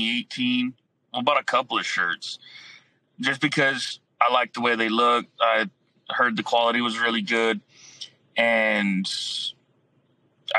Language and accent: English; Falfurrias, Texas, United States; I'm originally from Fat Furious, Texas, which is way down south